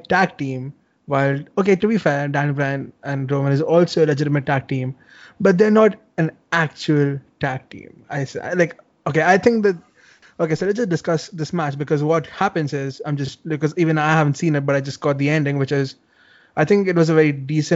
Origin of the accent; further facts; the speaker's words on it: India; I'm Indian, first of all, so I'm from the land of the snake charmers.